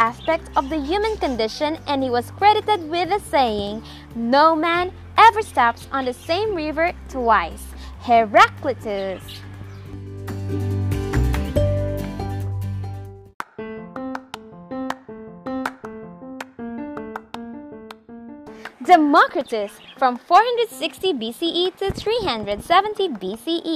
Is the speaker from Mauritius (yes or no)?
no; Philippines; I am from the Philippines.